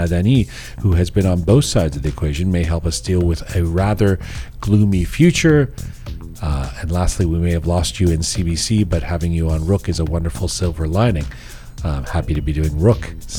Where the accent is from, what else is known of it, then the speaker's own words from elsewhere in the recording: Masjid-e-Suleiman, Khuzestan, Iran; I mentioned that I was from Masjid-e-Suleiman, Khuzestan, the first city in the Middle East where oil was discovered.